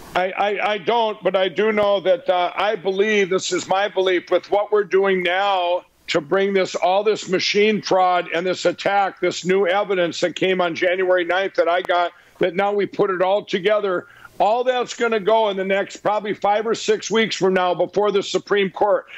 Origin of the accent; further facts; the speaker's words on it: Minnesota, United States; my home state of Minnesota